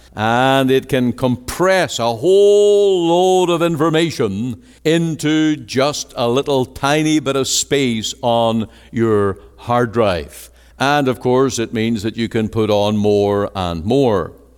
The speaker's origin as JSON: {"language": "English", "country": "Ireland", "moved": "yes", "lives_now": "Canada"}